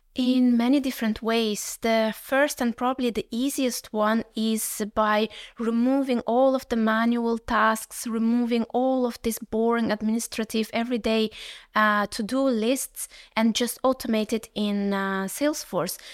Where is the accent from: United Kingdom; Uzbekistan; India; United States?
Uzbekistan; moved away; I come originally from Uzbekistan